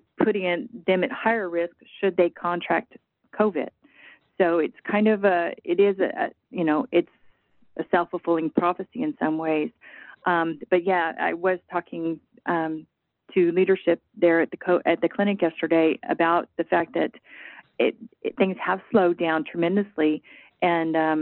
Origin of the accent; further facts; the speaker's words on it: Arizona, United States; now in Texas, United States; I'm from Arizona, so the acuity staffing that I saw there was very different than what we have here in Texas.